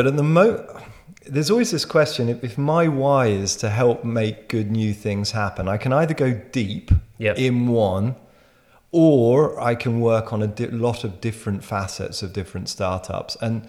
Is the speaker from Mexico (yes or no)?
no; Netherlands; also born or lived in France / United Kingdom / Berlin, Germany / Israel; now in Switzerland; So I was born in France, raised in Holland, educated in the UK and Berlin